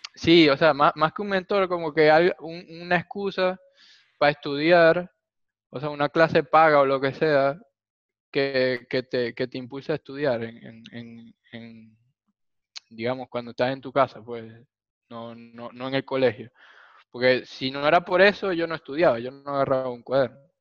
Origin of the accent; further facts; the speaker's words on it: Maracaibo, Zulia, Venezuela; los dos somos de Maracaibo